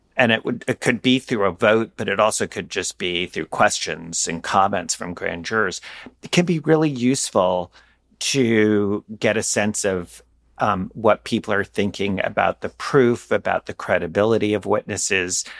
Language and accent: English; New York City, New York, United States; my hometown at N Y U